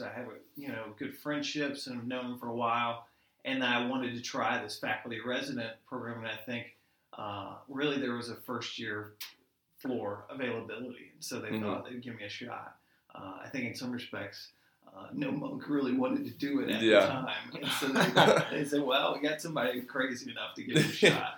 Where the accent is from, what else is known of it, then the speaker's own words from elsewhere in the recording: Pensacola, Florida, United States; moved away as an adult; I'm originally from Pensacola, Florida, so I don't have family around here